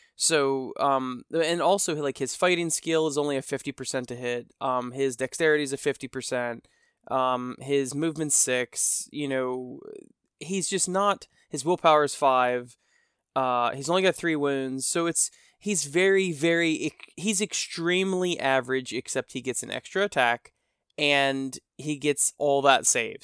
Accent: United States; I'm an American, and we Americanize everything

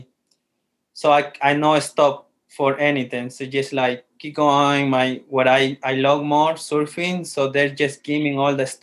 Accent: Montañita, Santa Elena, Ecuador; English is a second language; moved away as an adult; now in Calgary, Canada; I'm from Montanita, Ecuador

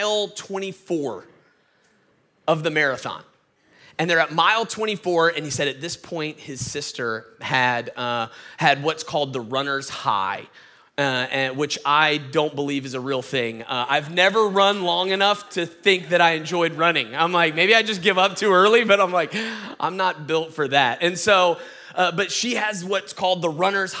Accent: Atlanta, Georgia, United States; I'm from Atlanta, Georgia, born and raised. That's why I sound like this

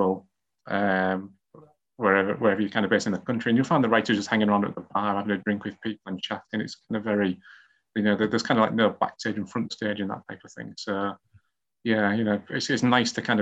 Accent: Hull, Yorkshire and the Humber, United Kingdom; writing mysteries and murder mysteries in my hometown of Hull

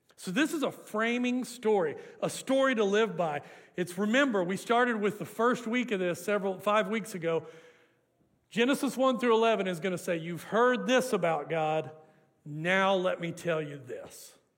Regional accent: Hooker, Oklahoma, United States; now in Canadian, Texas, United States; I grew up in the Te- Oklahoma Panhandle, and we had an urban legend in Hooker, Oklahoma

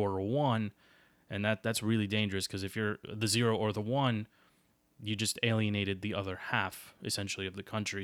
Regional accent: United States; as an American

